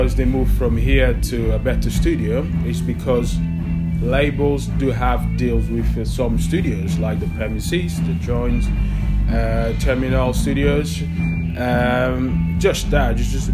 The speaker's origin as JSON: {"language": "English", "town": "Paris", "region": "Île-de-France", "country": "France", "tie": "born or raised there", "also_born_or_lived": "Portugal", "moved": "as an adult", "lives_now": "London, United Kingdom", "said": "I grew up in Paris and grew up in Portugal as well."}